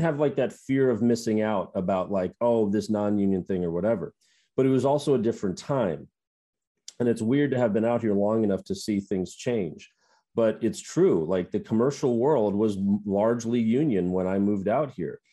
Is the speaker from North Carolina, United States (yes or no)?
no; Minnesota, United States; moved away as an adult; now in Los Angeles, United States; growing up in the Midwest